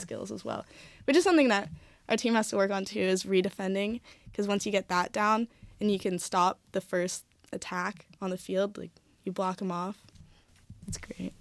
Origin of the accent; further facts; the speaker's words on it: Bay Area, California, United States; moved away as an adult; now in Oregon, United States; I'm from California, I'm from the Bay Area